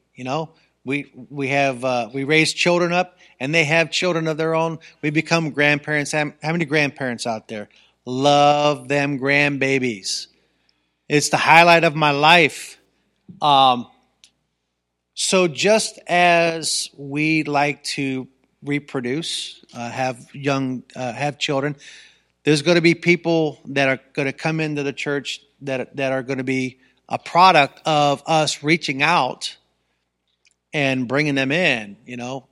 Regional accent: Ravenna, Ohio, United States; I grew up in Ravenna. I went to Ravenna High School.

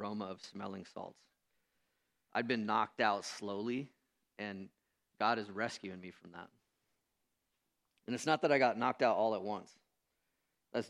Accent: United States; also born or lived in Renton, Washington; I'm an American Christian.

